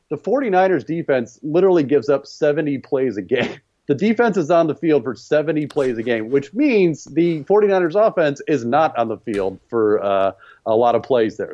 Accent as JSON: {"language": "English", "town": "Dallas", "region": "Texas", "country": "United States", "said": "I'm from Dallas"}